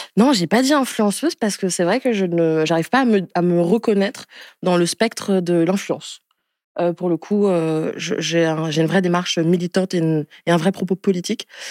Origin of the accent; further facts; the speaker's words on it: Niamey, Niger; je suis née au Niger il y a 26 ans, en décembre 1996, dans la capitale qui s'appelle Niamey